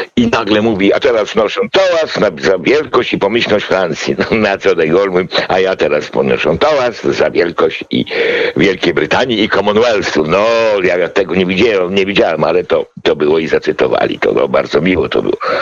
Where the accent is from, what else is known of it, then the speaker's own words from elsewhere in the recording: Poland; ja z PRL-u